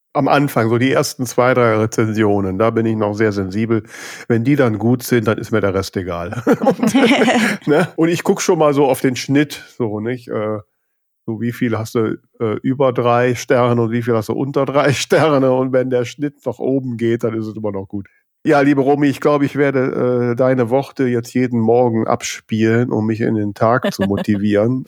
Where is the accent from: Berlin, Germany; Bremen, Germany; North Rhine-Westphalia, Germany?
North Rhine-Westphalia, Germany; Düsseldorf; ich bin Düsseldorfer Ecke